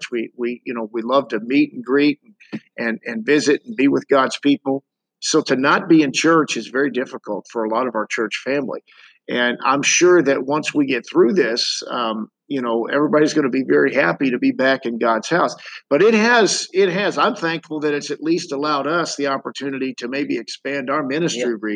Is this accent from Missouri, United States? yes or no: yes; St. Louis, Missouri, United States; people from my hometown of St. Louis